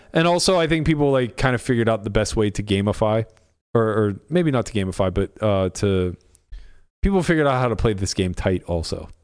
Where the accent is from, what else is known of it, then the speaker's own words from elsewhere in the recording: United States; I'm an American